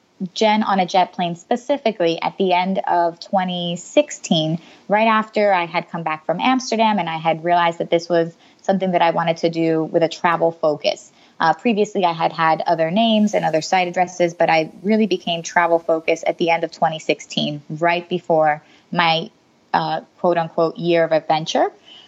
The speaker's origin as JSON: {"language": "English", "country": "Puerto Rico", "tie": "born there", "said": "Funnily enough, I was born in Puerto Rico, so my family's Hispanic."}